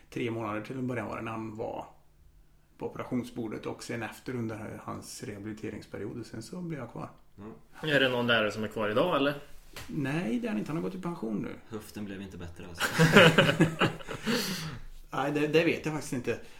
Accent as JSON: {"language": "Swedish", "town": "Karlstad", "region": "Värmland", "country": "Sweden", "tie": "born or raised there", "also_born_or_lived": "Vienna, Austria", "said": "Wien. Flyttade till Sverige när jag var sju. Har bott här sedan dess. Är väl egentligen kan man säga Karlstad-kille från början. Jag har bott i Karlstad hela mitt vuxna liv förutom när jag pluggade utomlands."}